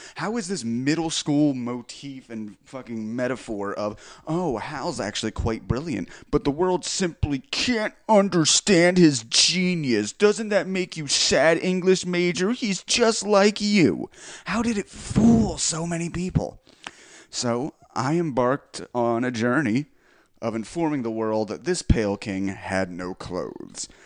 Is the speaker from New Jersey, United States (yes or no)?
yes; Belmar, New Jersey, United States; my hometown, Belmar, New Jersey